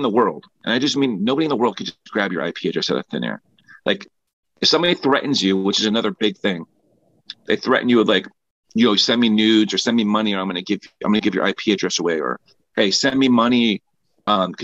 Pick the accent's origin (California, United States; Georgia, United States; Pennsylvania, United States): Pennsylvania, United States; Philadelphia; I grew up in Strawberry Mansions, Philadelphia